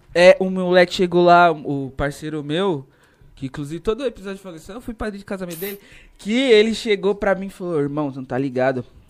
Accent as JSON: {"language": "Portuguese", "town": "Diadema", "region": "São Paulo", "country": "Brazil", "also_born_or_lived": "Jeremoabo, Bahia", "said": "nós é de diadema"}